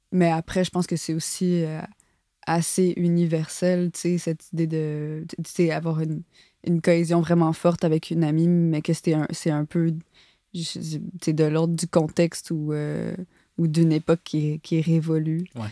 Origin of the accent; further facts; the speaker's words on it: Montreal, Quebec, Canada; j'ai grandi à Montréal, j'ai pas grandi euh, en, ah, banlieue